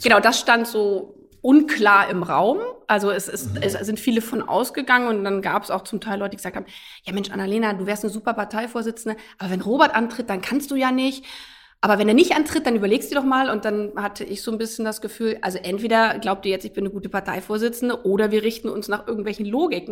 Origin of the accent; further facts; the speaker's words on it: a village in Lower Saxony, Germany; also born or lived in United States; ich bin auf einem Dorf in Niedersachsen groß geworden